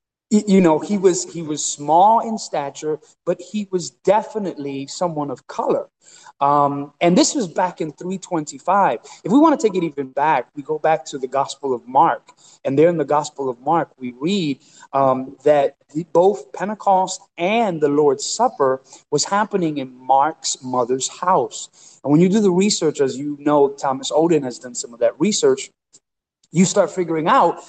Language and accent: English; Puerto Rico; born there; I was born in Puerto Rico, but my family roots are also to some extent African, right?